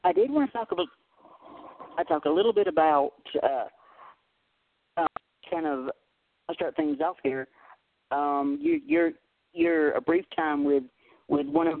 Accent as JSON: {"language": "English", "region": "Tennessee", "country": "United States", "tie": "born or raised there", "accent": "thick Southern", "said": "I was born and raised in Tennessee. I still live here"}